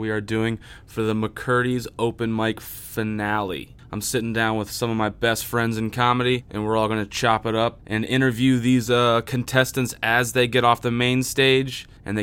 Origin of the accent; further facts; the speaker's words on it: Sarasota, Florida, United States; I was actually born in Sarasota